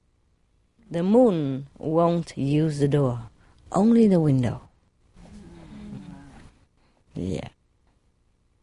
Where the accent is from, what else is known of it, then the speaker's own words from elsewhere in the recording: Vietnam; now in England, United Kingdom; I'm British, but I'm Vietnamese born